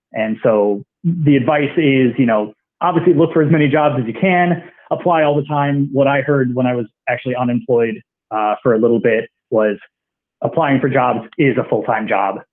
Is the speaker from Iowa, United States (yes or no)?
yes; Iowa, United States; moved away as an adult; also born or lived in Galesburg, Illinois / Boston, Massachusetts; I'm from Iowa originally